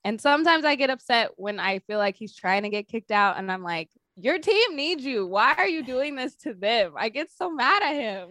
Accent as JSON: {"language": "English", "town": "Sacramento", "region": "California", "country": "United States", "said": "I'm from Sacramento"}